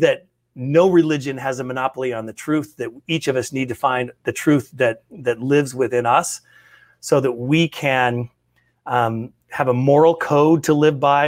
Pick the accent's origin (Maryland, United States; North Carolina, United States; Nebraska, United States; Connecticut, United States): Nebraska, United States; North Platte; our hometown, in my hometown